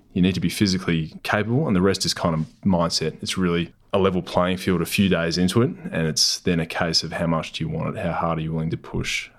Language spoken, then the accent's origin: English; Newman, Western Australia, Australia; moved away; also born or lived in Perth / Geraldton; I grew up in the Pilbara. Originally, I was born in Newman, It's a mining town way up north